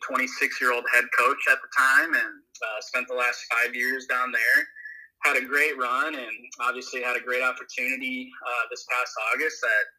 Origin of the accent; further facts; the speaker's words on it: Lena, Illinois, United States; moved away as an adult; also born or lived in Arizona; now in Dubuque, United States; So I grew up in Lena, Illinois, just about an hour east of Dubuque here.